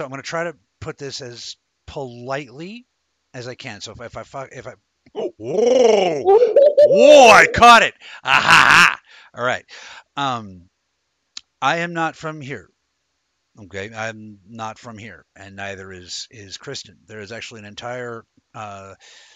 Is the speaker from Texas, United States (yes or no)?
no; Denver, Colorado, United States; I was born in Denver, Colorado in 1978